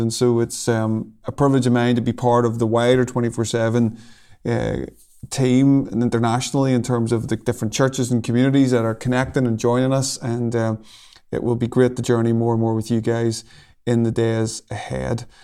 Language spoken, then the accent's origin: English; Lurgan, Northern Ireland, United Kingdom; I come from a place called Lurgan, which is, uh, about half an hour from Belfast